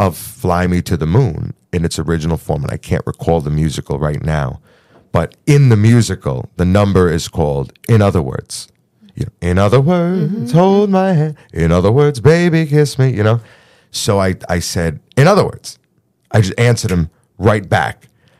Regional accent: New York, United States; I'm some Goomba from New York

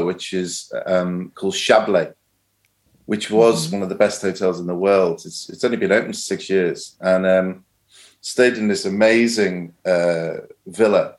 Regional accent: the Wirral, North West England, United Kingdom; I was born and raised on the Wirral

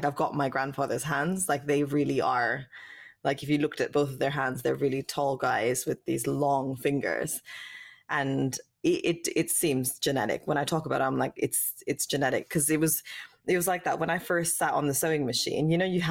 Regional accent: West Coast, Canada; born there; I was born in Canada, in the West Coast.

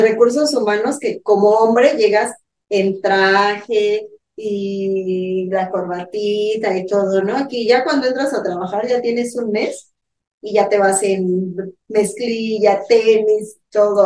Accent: Mexico

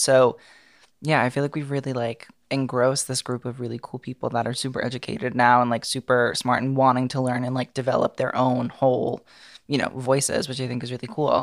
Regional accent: New York City, New York, United States; that's where I'm from

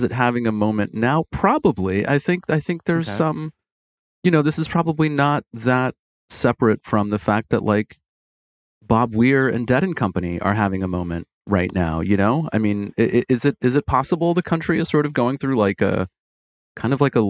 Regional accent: Brazil; English is a second language; I use it when I'm speaking English because people don't know that we say communities in Brazil now.

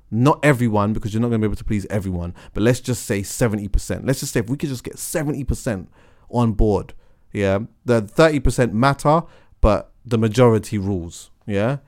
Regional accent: London, United Kingdom; I'm from London

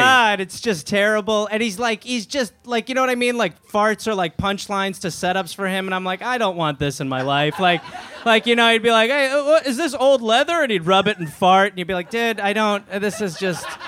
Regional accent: Wisconsin, United States; I'm from Wisconsin.

